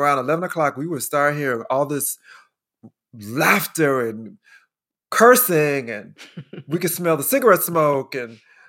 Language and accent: English; Chicago, Illinois, United States; I grew up in Chicago.